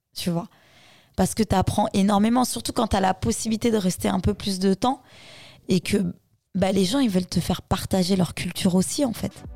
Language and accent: French; Créteil, Île-de-France, France; also born or lived in Mali; j'ai grandi à Créteil